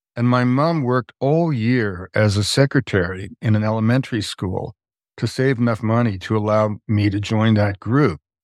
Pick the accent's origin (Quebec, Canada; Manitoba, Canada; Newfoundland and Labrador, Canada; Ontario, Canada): Quebec, Canada; moved away; also born or lived in British Columbia; I grew up in Canada, um, in Quebec um, in a very simple middle class family.